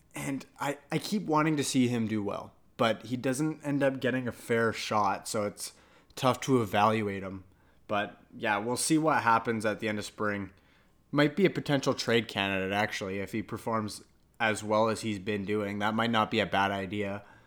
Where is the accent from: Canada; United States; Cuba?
Canada; I'm Canadian and I'm also part Italian